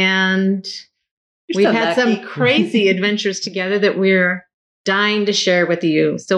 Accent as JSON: {"language": "English", "region": "West Coast", "country": "United States", "moved": "yes", "said": "I am from the West Coast originally, and my husband's from the East Coast, so that's how we ended up here."}